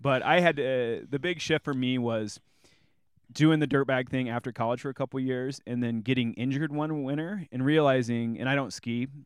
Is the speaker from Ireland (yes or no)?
no; Bloomington, Illinois, United States; moved away; also born or lived in Gunnison, Colorado; my hometown in Bloomington Normal